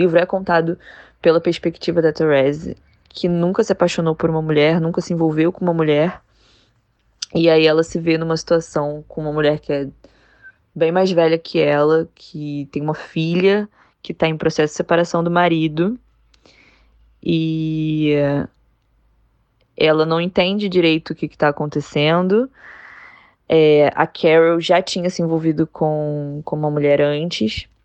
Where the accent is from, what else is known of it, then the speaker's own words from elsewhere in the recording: Rio de Janeiro, Brazil; eu sou do Rio